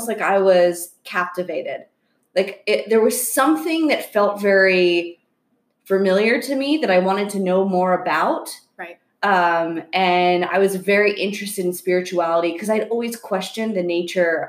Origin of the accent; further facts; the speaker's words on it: Florida, United States; moved away as an adult; also born or lived in Long Island, New York; now in California, United States; growing up in Florida